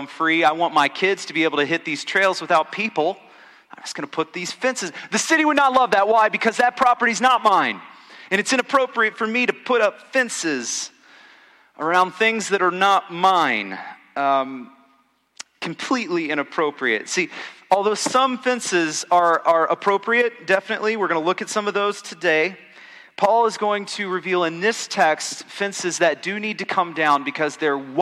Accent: Texas, United States; also born or lived in Kansas City, Missouri; as a Texan

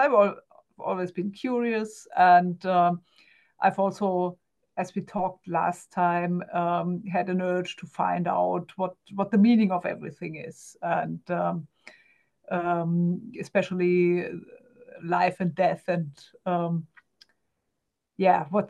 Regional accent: Germany; English is a second language; I'm German, guys, so bear with me. English is not my native language.

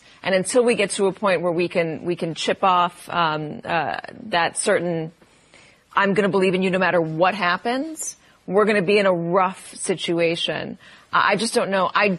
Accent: United States; as an American, as a citizen

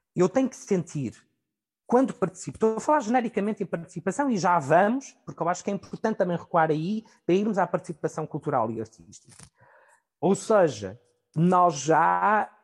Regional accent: Portugal; pelo nosso percurso enquanto portugueses

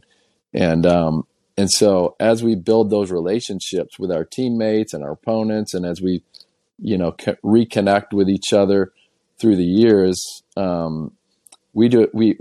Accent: just south of the Wisconsin border, Illinois, United States; I grew up in Illinois. So I was just south of the Wisconsin border, south of Madison, Wisconsin

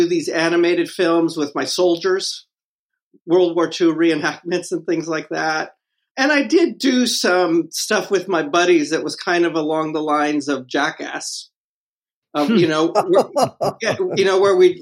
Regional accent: Los Angeles, California, United States; now in New York, United States; I was born in the General Hospital in L.A.

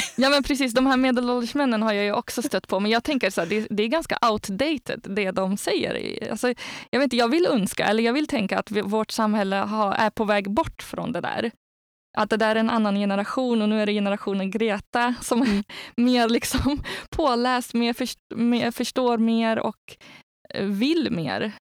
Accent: Algeria; now in Sweden; jag har själv jag har vuxit upp i Algeriet

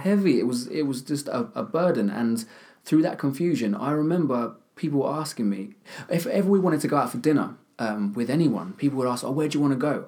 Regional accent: Kent, South East England, United Kingdom; I'm from, not from London, I'm from Kent, so I'm a bit of a country boy.

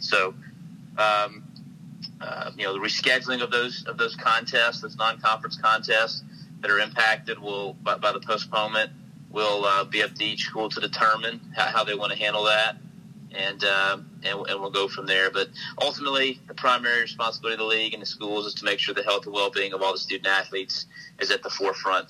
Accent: Oxford, Mississippi, United States; to grow up in Oxford and watch, uh, you know, basketball and, and football and baseball games

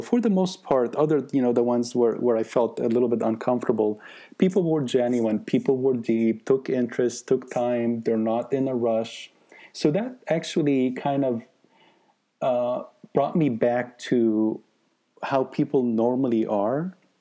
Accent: Egypt; now in United States; one in Egypt, and I was brought up in Egypt

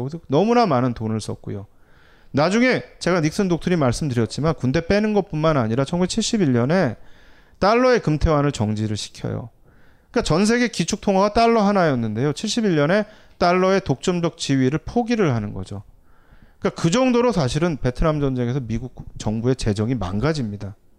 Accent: South Korea

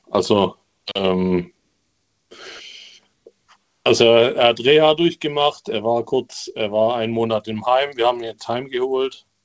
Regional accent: Remseck, Baden-Württemberg, Germany; Ähm, ich komme aus Remseck. Kennst du Ludwigsburg, Stuttgart?

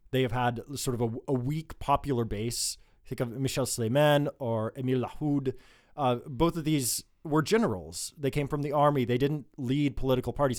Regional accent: United States; now in Lebanon; As an American

